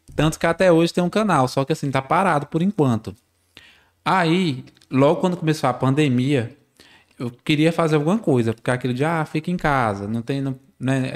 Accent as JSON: {"language": "Portuguese", "town": "Barreiras", "region": "Bahia", "country": "Brazil", "tie": "born or raised there", "said": "nascido e criado aqui em Barreiras"}